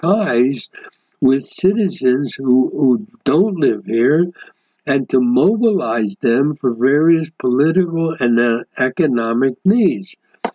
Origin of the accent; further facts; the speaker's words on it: United States; now in Israel; as an American citizen, I still retain my American citizenship.